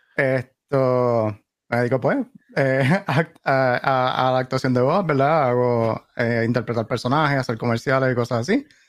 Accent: Caguas, Puerto Rico; now in North Carolina, United States; Yo soy puertorriqueño, sí, nacido y criado, nací esto, esto soy de Caguas eh, originalmente. Ah, vivo, vivo por acá en North Carolina.

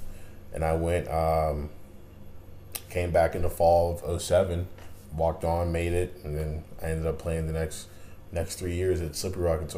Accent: Ambridge, Pennsylvania, United States; I'm from Ambridge, Pennsylvania, so I'm about an hour 10 minutes from Bethany.

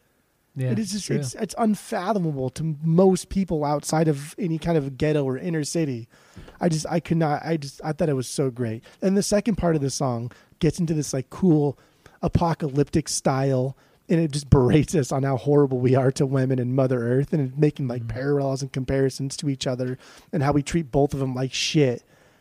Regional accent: the South, United States; growing up in the South, like inevitably you're going to get some type of country song or country sound just embedding into your psyche.

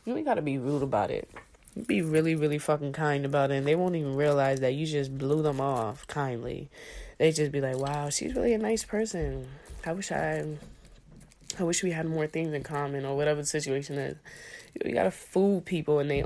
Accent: Boston, Massachusetts, United States; I'm from Boston

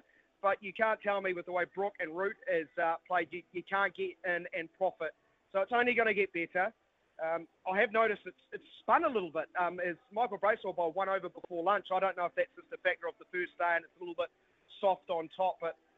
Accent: Wellington, New Zealand; I'm from Wellington.

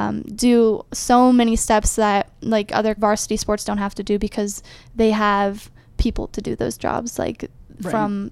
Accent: Ohio, United States; Well, so I'm like from Ohio. I have family that is like on the edge, very eastern part of Ohio.

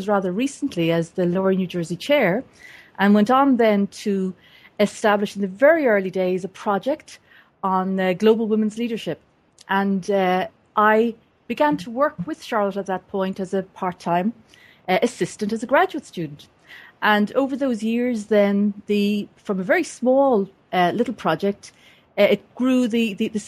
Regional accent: Dublin area, Leinster, Ireland; moved away as an adult; also born or lived in United States; I was born and raised in the Dublin area in Ireland, and left for the United States in 1984

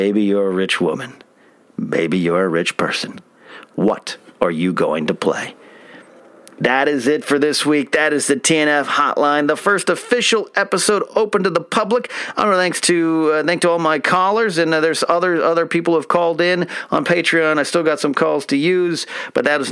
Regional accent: Arroyo Grande, California, United States; moved away; my high school in Arroyo Grande, California

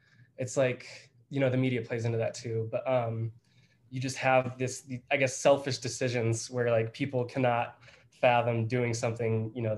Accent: Wisconsin, United States; I'm from Wisconsin.

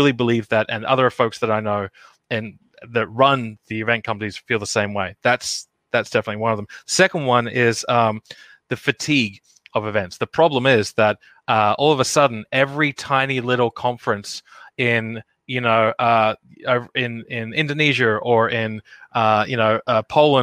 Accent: Australia; now in United States; an Australian living over here in America

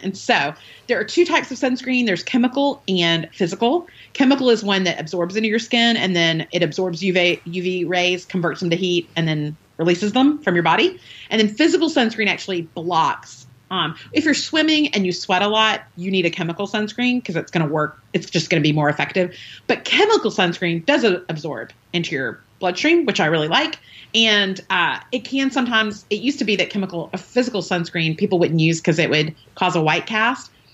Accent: the South, United States; I'm from the South, so we say oil.

